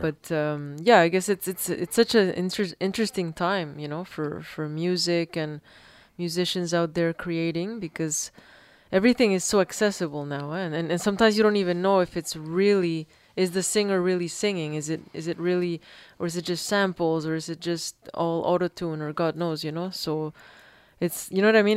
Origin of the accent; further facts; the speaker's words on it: Peru; moved away; I grew up in Peru